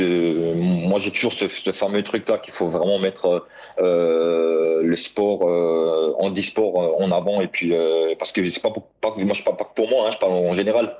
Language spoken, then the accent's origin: French; France; j'étais un des Français